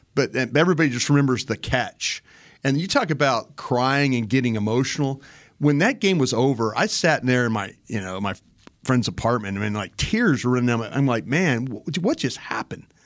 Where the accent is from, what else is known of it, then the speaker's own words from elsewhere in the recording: Dallas, Texas, United States; I'm from Dallas